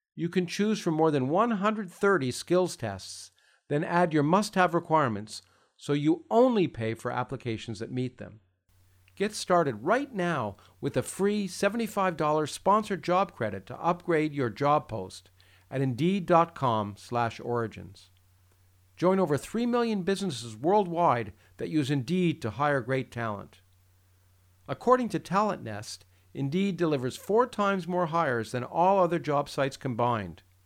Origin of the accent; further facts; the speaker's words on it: Canada; now in United States; I, was born in the United States, but I I, I grew up in Canada and then moved to the United States